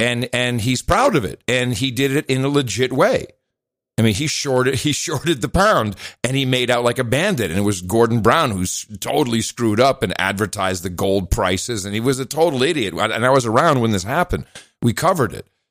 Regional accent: Netherlands; moved away; I grew up in the Netherlands

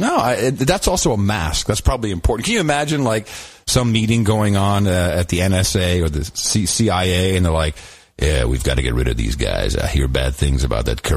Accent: Amsterdam, North Holland, Netherlands; moved away; I grew up in Amsterdam.

